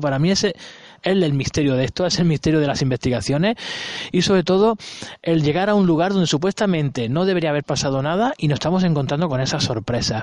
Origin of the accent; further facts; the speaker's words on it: Granada, Andalusia, Spain; yo no soy de aquí, yo soy de Granada